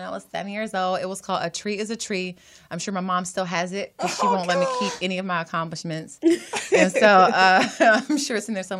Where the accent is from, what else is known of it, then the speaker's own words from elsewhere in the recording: Atlanta, Georgia, United States; also born or lived in Jackson, Mississippi; I'm from Jackson, Mississippi, y'all. And I was raised in Atlanta, Georgia, so I'm Southern all the way.